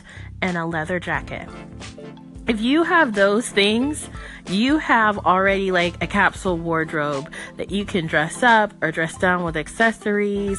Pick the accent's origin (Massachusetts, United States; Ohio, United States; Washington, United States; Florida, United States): Florida, United States; Miami; I'm from Miami.